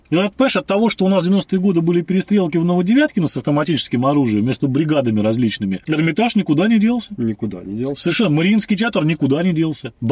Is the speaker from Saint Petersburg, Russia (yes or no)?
yes; Saint Petersburg, Russia; Вот я, как э, петербуржец, предки которого про Александра Третьим приехали угу. в наш замечательный город